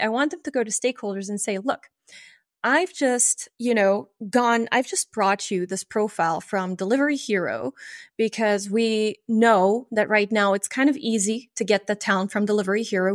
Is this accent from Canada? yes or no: no; France; moved away as an adult; also born or lived in Luxembourg; I grew up in France and uh, in the in the very um, in the very border, basically, of, of France and Germany